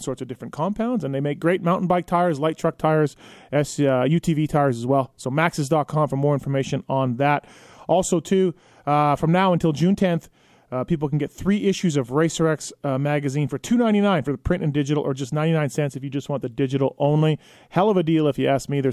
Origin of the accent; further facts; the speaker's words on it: Canada; my home country of Canada